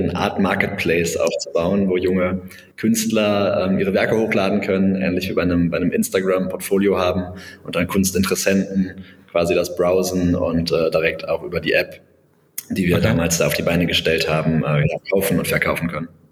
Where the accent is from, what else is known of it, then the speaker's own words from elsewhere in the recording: Bonn, North Rhine-Westphalia, Germany; also born or lived in Berlin; gebürtiger Bonner